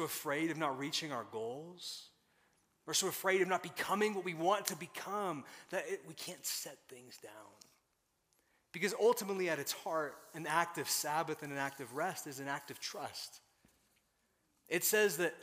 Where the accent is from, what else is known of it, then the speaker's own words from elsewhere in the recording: Colorado Springs, Colorado, United States; moved away; also born or lived in Tulsa; I was raised in Northern Colorado Springs